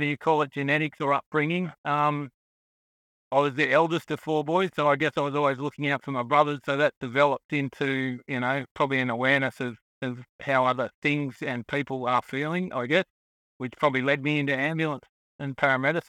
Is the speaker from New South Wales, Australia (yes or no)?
yes; Sydney, New South Wales, Australia; now in Victoria, Australia; I was born in Sydney area, but my mother was from the country.